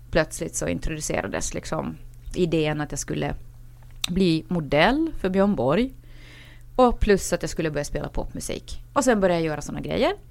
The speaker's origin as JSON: {"language": "Swedish", "country": "Finland", "tie": "born or raised there", "said": "jag är dock inte svensk, eh, även om när jag växte upp i Finland eh, så var det så faktiskt att de finskspråkiga väldigt ofta eh, mobba oss."}